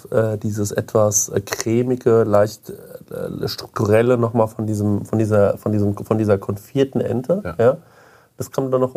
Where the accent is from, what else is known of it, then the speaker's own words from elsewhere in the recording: Goldbach, Bavaria, Germany; in Goldbach hatten wir immer zwei, wo ich aufgewachsen bin, zwei so Typen. Die hatten immer so einen Bayernhut auf, also diesen Spessarthut.